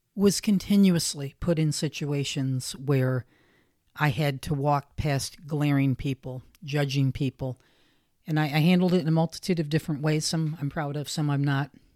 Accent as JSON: {"language": "English", "region": "the North", "country": "United States", "tie": "born or raised there", "said": "I was raised primarily in the North"}